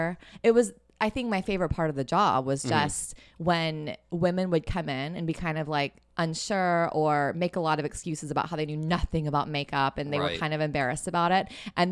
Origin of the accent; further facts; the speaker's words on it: Missouri, United States; also born or lived in Fort Worth, Texas / New York / Austin, Texas; I was born in Fort Worth. We moved to Missouri during my childhood. Yeah. I actually ended up staying there all the way through college.